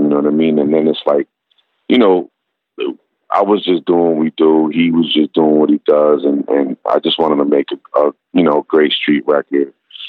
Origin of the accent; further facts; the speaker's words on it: New York City, New York, United States; Growing up in Brooklyn, it's just like everything was crew based, and everything was like, you had your MC, you had your crew, you had your DJ.